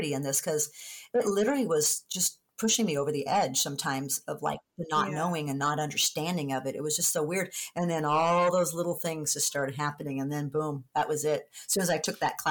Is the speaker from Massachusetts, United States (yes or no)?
no; San Diego, California, United States; moved away; being down in San Diego, it's my hometown